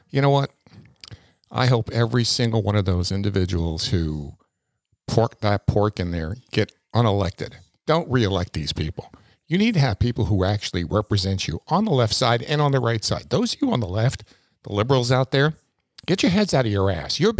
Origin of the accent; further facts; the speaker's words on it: New York, United States; And I came from New York